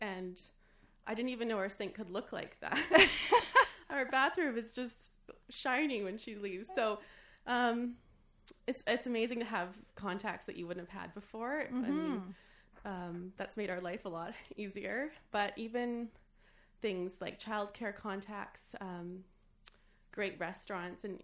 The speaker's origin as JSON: {"language": "English", "town": "Oak Bay", "region": "British Columbia", "country": "Canada", "tie": "born or raised there", "said": "growing up in Oak Bay"}